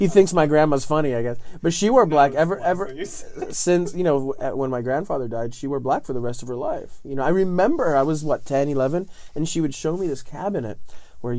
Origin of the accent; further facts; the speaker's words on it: Southern Italy, Italy; English is a second language; now in United States; I'm living in the south of Italy in a little town on top of a hill in the 80s